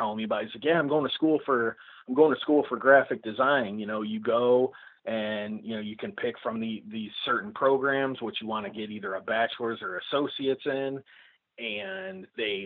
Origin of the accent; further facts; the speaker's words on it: Illinois, United States; I'm just a dude from Illinois